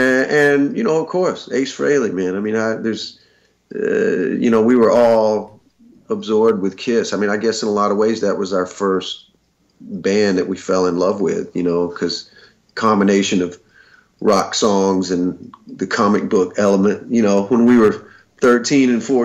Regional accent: the South, United States; Growing up in the South, there were so many amazing guitar players in all of those great Southern bands.

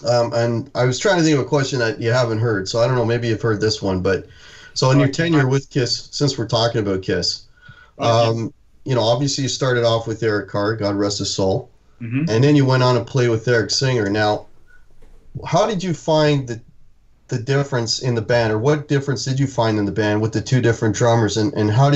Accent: Toronto, Ontario, Canada; I'm from Toronto

